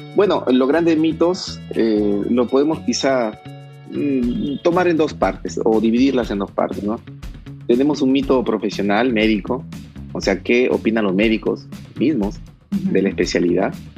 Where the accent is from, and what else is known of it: Trujillo, La Libertad, Peru; moved away as an adult; also born or lived in Guadalajara, Mexico